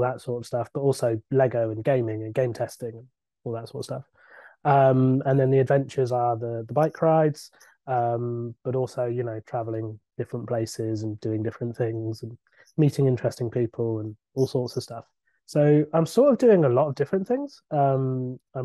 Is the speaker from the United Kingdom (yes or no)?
yes; Somerset, South West England, United Kingdom; moved away as an adult; now in London, United Kingdom; I'm from Somerset, where we all talk like pirates